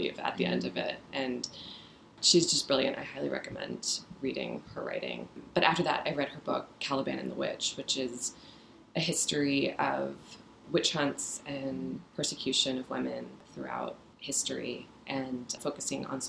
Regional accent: Midwest, United States; moved away; also born or lived in San Francisco, California; I was born in San Francisco, but mostly raised in the Midwest

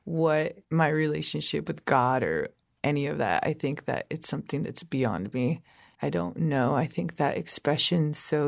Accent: San Francisco, California, United States; also born or lived in San Joaquin Valley, California; now in Portland, United States; I was born in San Francisco, California. Both of my parents are from Michoacán, Mexico

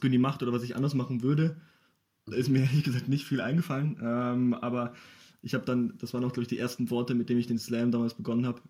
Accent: Ingolstadt, Bavaria, Germany; bin gebürtiger Ingolstädter

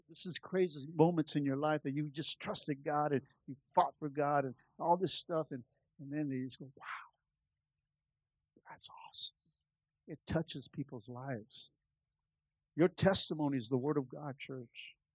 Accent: Los Angeles, California, United States; Really East LA.

